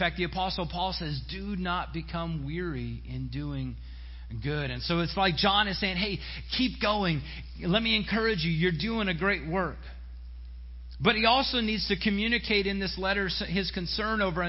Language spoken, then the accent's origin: English; Silver Spring, Maryland, United States; when I was in youth group growing up in Silver Spring